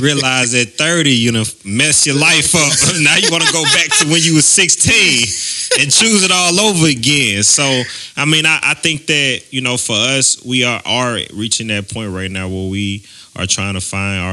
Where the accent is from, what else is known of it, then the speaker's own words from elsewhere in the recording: St. Louis, Missouri, United States; I'm from St. Louis, so I got a little accent